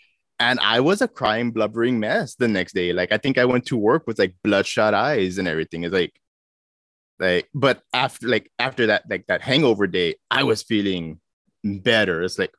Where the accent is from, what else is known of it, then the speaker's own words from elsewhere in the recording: Minnesota, United States; it resonated pretty well with me because I came from Minnesota. So there was a lot of those microaggressions.